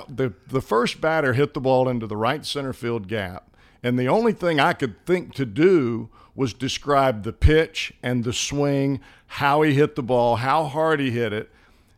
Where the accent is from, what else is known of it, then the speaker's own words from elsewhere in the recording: the South, United States; accent: country accent; I am from the South, and I do have a country accent, so it kind of meshes with that.